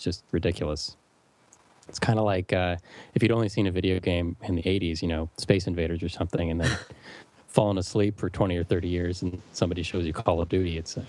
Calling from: California, United States; of all, hi from sunny California.

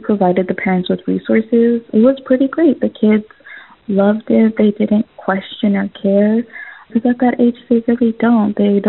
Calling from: Bonita, California, United States; I'm calling from Bonita.

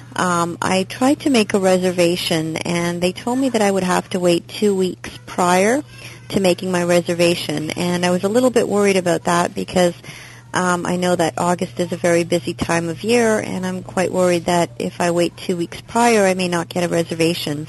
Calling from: Toronto, Ontario, Canada; I'm calling from Toronto, Canada

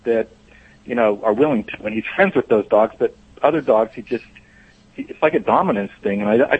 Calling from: Costa Mesa, California, United States; Costa Mesa, California.

